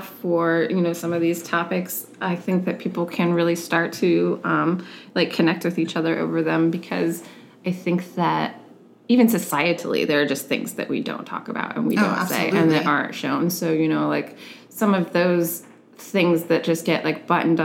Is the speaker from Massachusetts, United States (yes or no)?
no; Oregon, United States; now in San Diego, United States; I'm originally from Oregon.